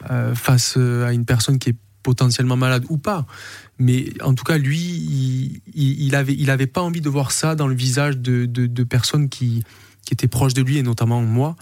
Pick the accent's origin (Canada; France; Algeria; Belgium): France; Saint-Victoret, Provence-Alpes-Côte d'Azur; also born or lived in Marignane / Corsica; je suis Marseillais, je suis, euh, je suis né à Marignane, j'ai grandi à Saint-Victoré, je suis du Sud